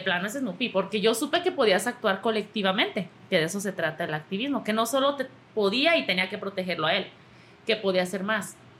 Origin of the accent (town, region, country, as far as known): Mexico